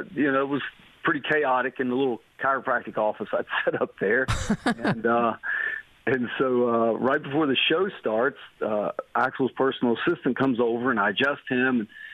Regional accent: West Virginia, United States; also born or lived in Abilene, Texas; I grew up in West Virginia. Then I went to school out in West Texas at Abilene Christian University

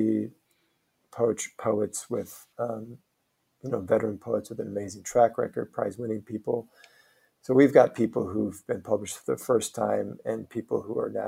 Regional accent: Omaha, Nebraska, United States; moved away; also born or lived in New York; I did a play back in my hometown of Omaha with my brother

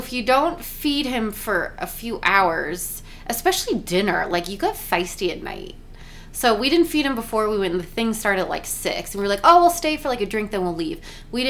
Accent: Albuquerque, New Mexico, United States; moved away; My hometown. We were in Albuquerque, New Mexico.

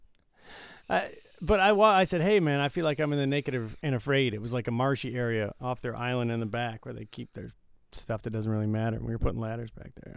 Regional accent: Detroit, Michigan, United States; now in Las Vegas, United States; growing up in Detroit

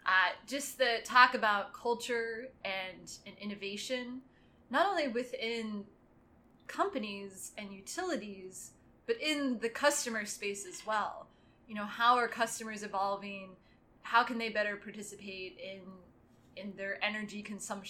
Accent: Kansas, United States; I'm from Kansas

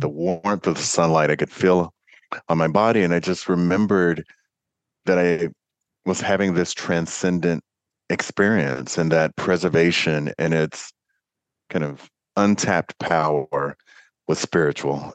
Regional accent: Kentucky, United States; my home state of kentucky

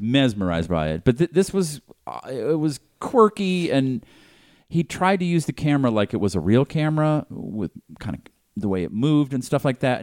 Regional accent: Boston, Massachusetts, United States; now in Los Angeles, United States; growing up in Boston

